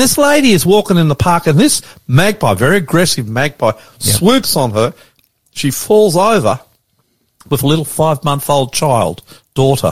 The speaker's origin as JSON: {"language": "English", "town": "Brisbane", "region": "Queensland", "country": "Australia", "tie": "born or raised there", "also_born_or_lived": "Riverstone, Sydney", "moved": "yes", "lives_now": "Sydney, Australia", "said": "the next door suburb to where I grew up in Brisbane"}